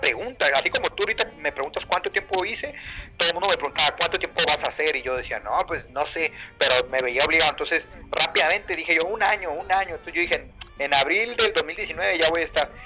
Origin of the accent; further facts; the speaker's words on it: Mexicali, Baja California, Mexico; moved away as an adult; now in Tafí Viejo, Argentina; desde Mexicali a California, mi ciudad natal